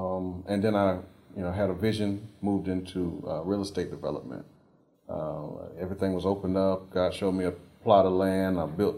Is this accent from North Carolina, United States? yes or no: yes; Raleigh, North Carolina, United States; I'm from Southeast Raleigh. I was born and raised here, one of the few people that are still here that were raised in Raleigh.